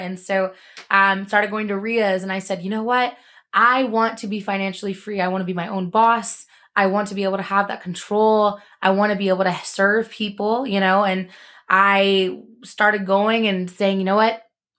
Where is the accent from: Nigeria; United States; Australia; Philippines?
Philippines; I'm like, well, I'm Filipino. This works out.